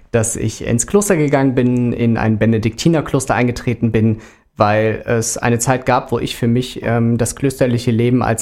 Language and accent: German; Rhineland, Germany; accent: Rhenish; now in Frankfurt, Germany; Ich bin äh, Rheinländer und das mit Leidenschaft, wohne aber seit gut einem Dreivierteljahr in Frankfurt, aber den rheinischen Akzent ähm, hat man mir